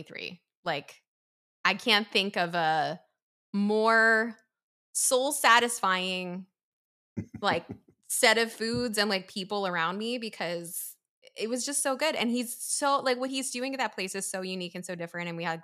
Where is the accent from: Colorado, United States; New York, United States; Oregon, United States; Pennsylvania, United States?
Pennsylvania, United States; Philadelphia; This is just how we talk in the East Coast, because you're from Jersey, I'm from Philly.